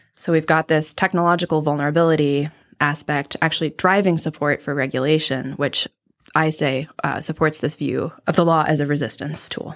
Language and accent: English; Midwest, United States; I'm from the Midwest